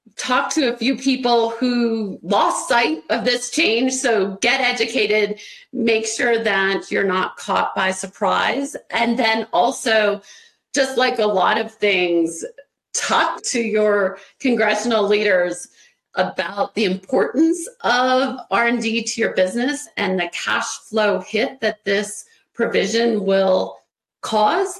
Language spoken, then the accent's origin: English; Ohio, United States; I was born and raised in Ohio